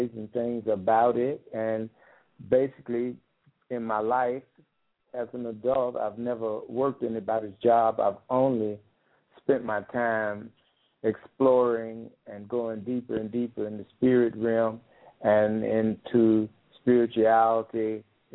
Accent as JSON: {"language": "English", "town": "Nashville", "region": "Tennessee", "country": "United States", "tie": "born or raised there", "moved": "as an adult", "said": "born and raised in Nashville, Tennessee, left there quite a few years ago and started traveling all the way around the world."}